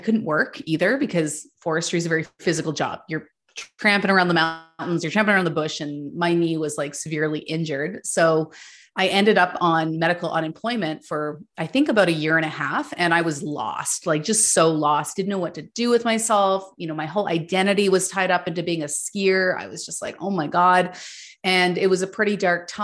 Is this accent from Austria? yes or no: no; Ottawa, Ontario, Canada; So I grew up in Ottawa, Ontario